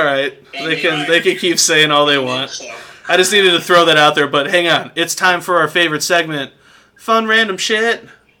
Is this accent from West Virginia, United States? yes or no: no; Ohio, United States; We're from Ohio.